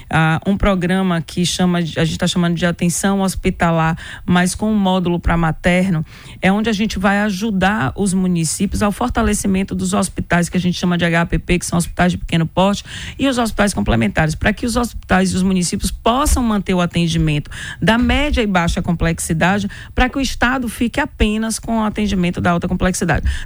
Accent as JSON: {"language": "Portuguese", "town": "Senhor do Bonfim", "region": "Bahia", "country": "Brazil", "said": "Sou de Senhor do Bonfim."}